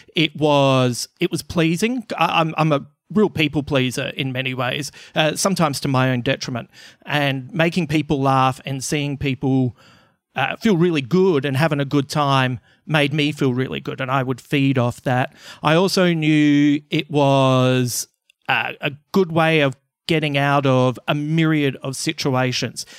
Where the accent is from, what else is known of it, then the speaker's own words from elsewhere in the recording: Adelaide, South Australia, Australia; I'm originally from Adelaide